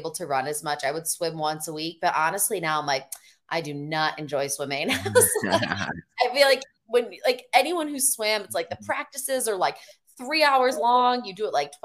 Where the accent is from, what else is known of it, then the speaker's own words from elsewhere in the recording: Chicago, Illinois, United States; moved away; I'm actually from Chicago area, the suburbs.